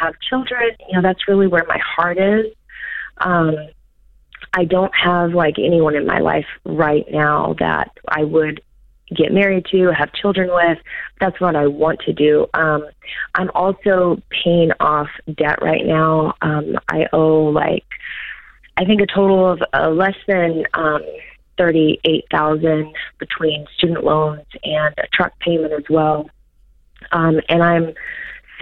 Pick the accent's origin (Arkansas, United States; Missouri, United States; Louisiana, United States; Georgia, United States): Arkansas, United States; I'm from Arkansas